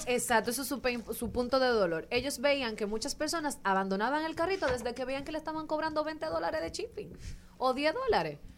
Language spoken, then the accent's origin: Spanish; Dominican Republic